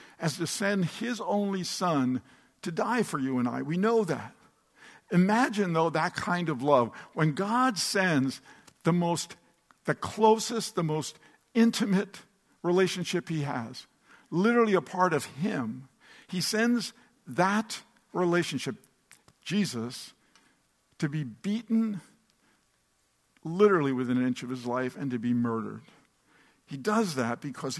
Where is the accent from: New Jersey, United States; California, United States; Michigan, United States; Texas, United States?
New Jersey, United States; Atlantic City; they come to my hometown, Atlantic City, New Jersey